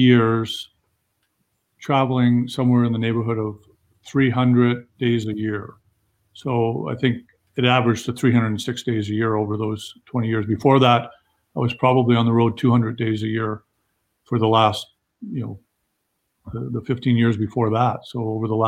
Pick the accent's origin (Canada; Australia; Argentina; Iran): Canada; I'm Canadian as you get